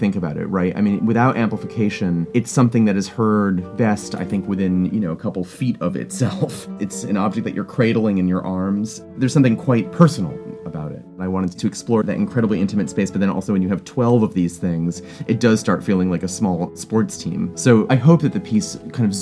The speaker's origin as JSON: {"language": "English", "town": "Providence", "region": "Rhode Island", "country": "United States", "tie": "born or raised there", "also_born_or_lived": "Vermont", "said": "I grew up in the Northeast, born in Vermont, raised in Providence, Rhode Island"}